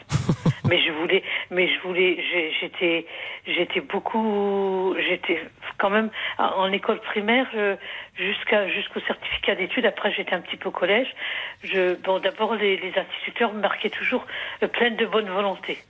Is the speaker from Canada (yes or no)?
no; Lorraine, Grand Est, France; moved away; also born or lived in Limoges; je suis originaire de la Lorraine.